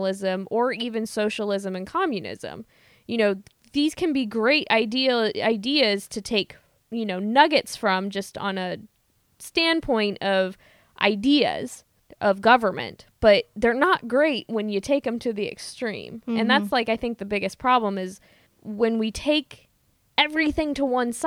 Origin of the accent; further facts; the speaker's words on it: Midwest, United States; I'm from the Midwest